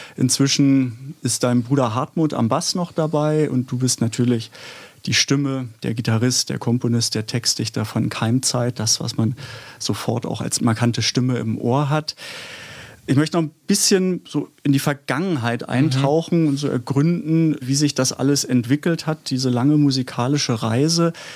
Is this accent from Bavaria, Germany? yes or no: no; Stuttgart, Baden-Württemberg, Germany; now in Berlin, Germany; Ich komme aus Stuttgart, also bin in Stuttgart geboren, aber bin seit 84 in Berlin und würde auch mich als Berliner bezeichnen